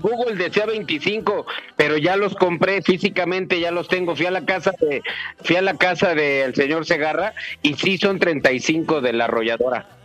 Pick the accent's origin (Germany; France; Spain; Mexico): Mexico; soy mexicano